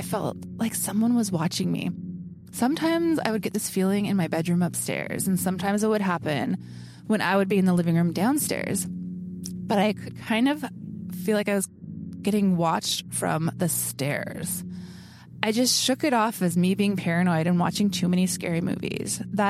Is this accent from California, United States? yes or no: no; Gold Hill, Oregon, United States; Gold Hill is my hometown. It's a very small town of about 1,000 people in Southern Oregon. I grew up there